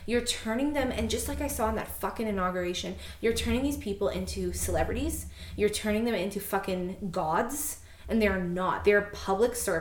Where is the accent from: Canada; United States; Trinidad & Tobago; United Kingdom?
Canada; as a Canadian